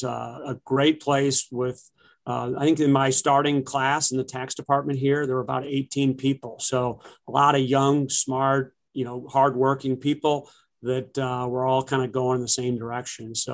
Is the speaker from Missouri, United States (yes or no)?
yes; University City, Missouri, United States; also born or lived in Milwaukee, Wisconsin; I've spent my whole life here in St. Louis, other than kind of the 4 years that I went to Marquette University of Milwaukee, Wisconsin. I grew up in University City with six other siblings